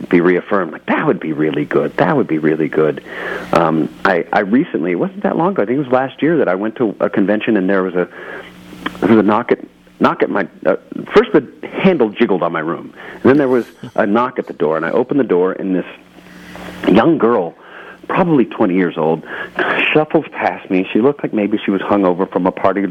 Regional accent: Texas, United States; I grew up in Texas

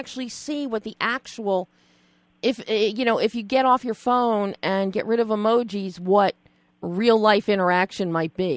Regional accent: Philadelphia, Pennsylvania, United States; I'm from Philly

